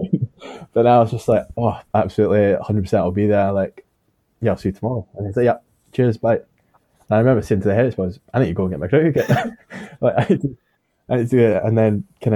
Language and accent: English; Scotland, United Kingdom; being Scottish